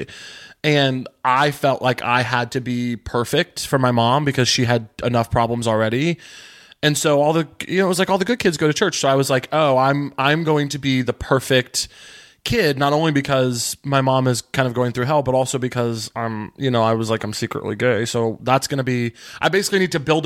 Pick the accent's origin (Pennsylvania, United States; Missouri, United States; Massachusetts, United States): Missouri, United States; rural; I grew up in very rural Missouri around a bunch of extremely religious white evangelicals